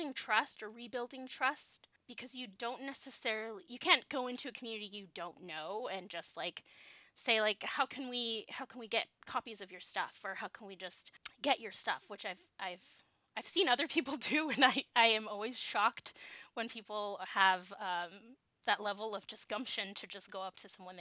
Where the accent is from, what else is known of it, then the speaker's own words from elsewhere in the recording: Southern California, United States; moved away; I'm from Southern California